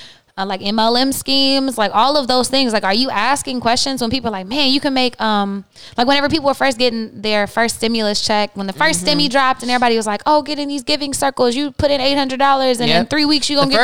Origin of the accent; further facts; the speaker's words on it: the South, United States; especially growing up in the South and in the Bible Belt